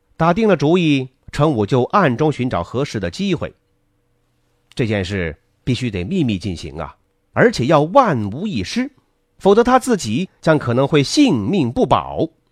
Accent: China; 我们中国人常有的思维模式

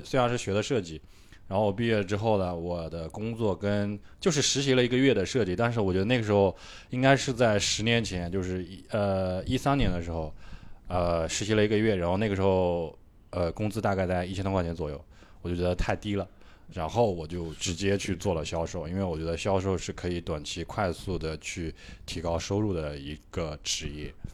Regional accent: Suqian, Jiangsu, China; moved away as an adult; also born or lived in Nanjing; now in Shanghai, China; 宿迁，啊，因为我家是属于工薪阶层，然后，呃，爸妈都是属于就是算是半个农民这种

